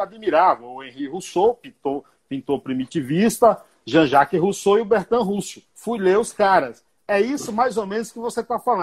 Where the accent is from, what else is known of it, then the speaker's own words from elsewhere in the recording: Brazil; moved away as an adult; now in São Paulo, Brazil; eu fui criado na roça, lá no Paiá